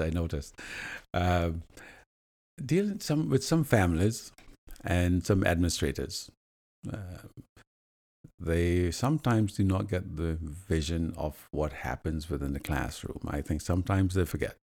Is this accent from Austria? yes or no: no; Jamaica; moved away as an adult; now in London, Canada; back in my home country, Jamaica, we do burn sugarcane